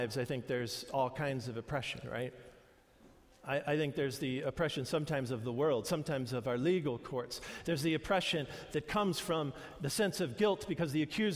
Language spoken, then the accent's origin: English; New York, United States; moved away; we grew up in New York, and there's nothing like a true New York-style pizza.